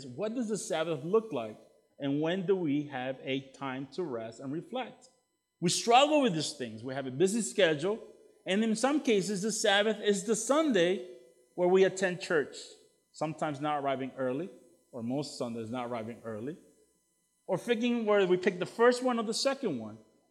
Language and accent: English; El Salvador; now in United States; I'm from El Salvador originally